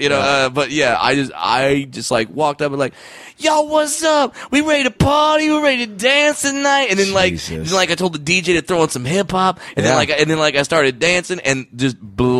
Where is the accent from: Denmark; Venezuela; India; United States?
United States; Orange County, California; I grew up in Orange County. I'm whiter than Wonder Bread, dude.